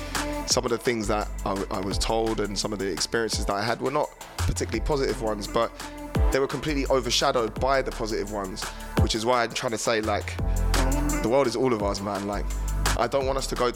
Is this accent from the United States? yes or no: no; England, United Kingdom; my experiences as a kid growing up in England